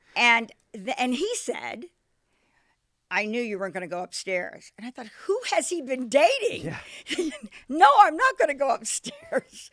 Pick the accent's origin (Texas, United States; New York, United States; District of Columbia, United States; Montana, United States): District of Columbia, United States; Washington; moved away; I'm from Washington D.C.